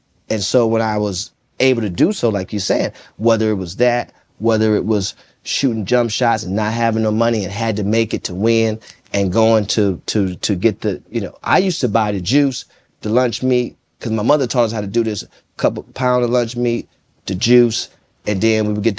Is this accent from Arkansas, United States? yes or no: yes; Jonesboro, Arkansas, United States; I'm coming from Jonesboro, Arkansas.